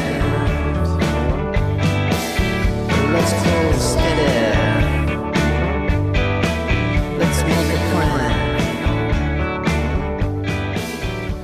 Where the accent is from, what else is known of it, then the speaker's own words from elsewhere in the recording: Toronto, Ontario, Canada; moved away; I'm from Toronto